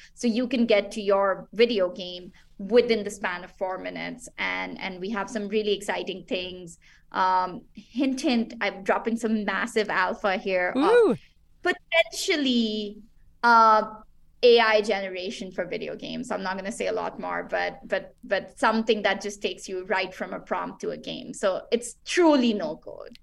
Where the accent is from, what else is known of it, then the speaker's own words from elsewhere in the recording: Pakistan; I'm originally from Pakistan